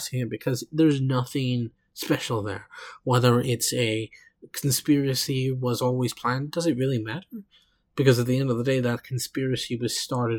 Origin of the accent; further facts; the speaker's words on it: Oklahoma, United States; I come from Oklahoma.